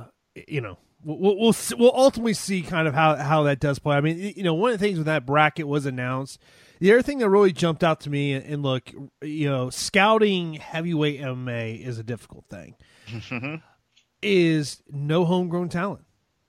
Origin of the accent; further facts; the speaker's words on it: Tampa, Florida, United States; my hometown of Tampa.